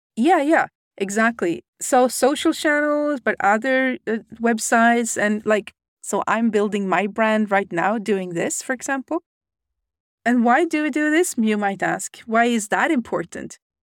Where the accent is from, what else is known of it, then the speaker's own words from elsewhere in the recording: Sweden; I'm from Sweden